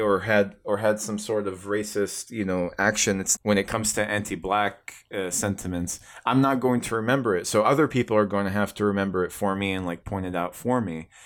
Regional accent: Tucson, Arizona, United States; born or raised there

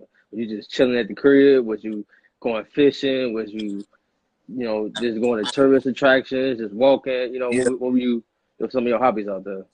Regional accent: Oak Park, Illinois, United States; also born or lived in Aurora, Illinois; I grew up in Oak Park. I'm from Aurora, but I moved to Oak Park, went to Oak Park.

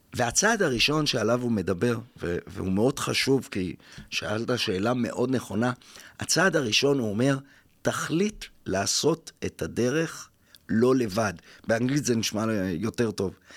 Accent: Jaffa, Tel Aviv District, Israel; ואני חוזר ליפו, עיר הולדתי

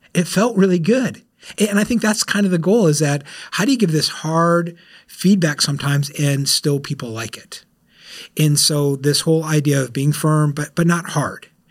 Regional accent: South Florida, United States; I'm from South Florida

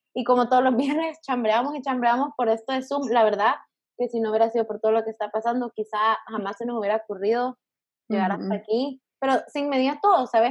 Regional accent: El Salvador; moved away as an adult; now in Miami, United States; vivo en Miami ahorita, soy de Salvador.

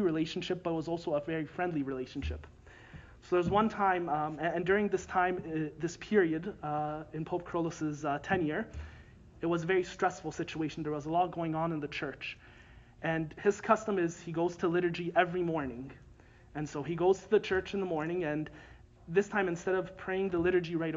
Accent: Woodbridge, Ontario, Canada; I grew up in Woodbridge

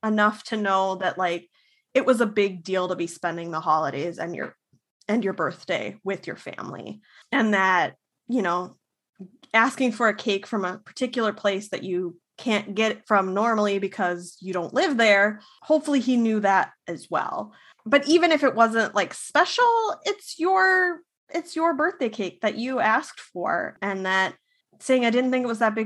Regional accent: Minnesota, United States; As a Minnesotan

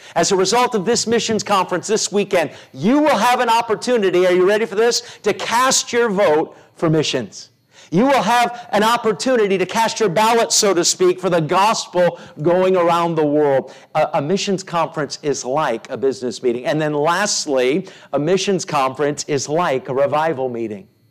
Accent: United States; as an American

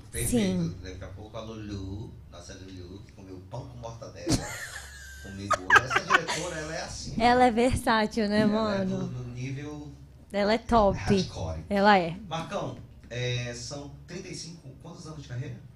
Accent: Amazonas, Brazil; eu sou do Amazonas

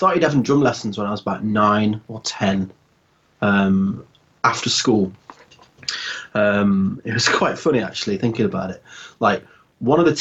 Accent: Leicester, East Midlands, United Kingdom; moved away as an adult; also born or lived in Salford / Manchester; I'm from Leicester originally, and it was a pretty good place to grow up

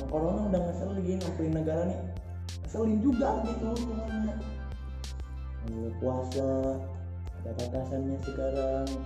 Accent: Rangkasbitung, Banten, Indonesia; terus saya pulang ke Rangkas lagi boleh nggak pak iya kan kampung halaman saya di sini pak

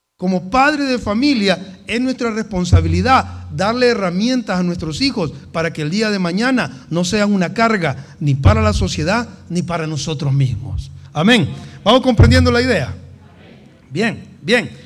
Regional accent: El Salvador

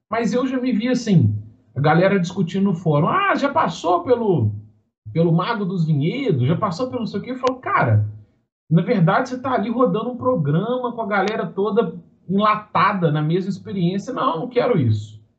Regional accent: Minas Gerais, Brazil; Sou mineiro.

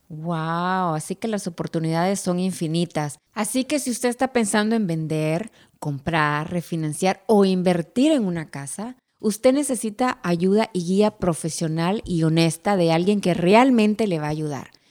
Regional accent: Nicaragua; now in Los Angeles County, United States; soy de Nicaragua, vivo en el condado de Los Ángeles por más de 30 años

